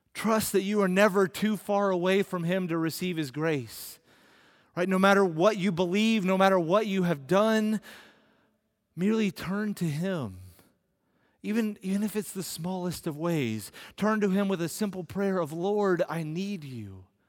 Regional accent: United States

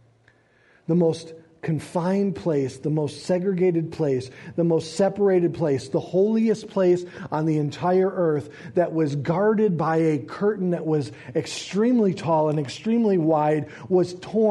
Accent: United States; We as American Christians

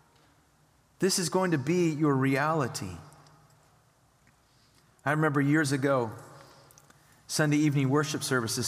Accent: United States; we as American Christians

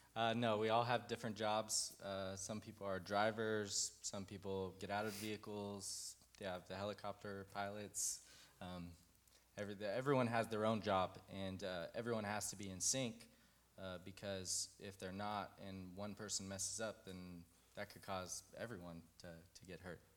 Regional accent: Fort Worth, Texas, United States; also born or lived in Colorado; I grew up here in Fort Worth

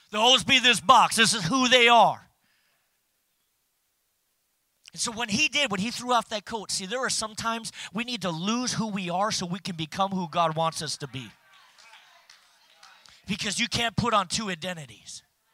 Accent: Minnesota, United States; You know, we're Norwegians from Minnesota. Don't you know? We don't need that extra warmth.

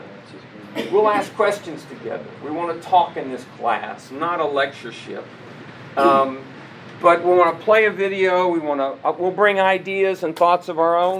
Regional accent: Columbus, Ohio, United States; I was born in Columbus, Ohio.

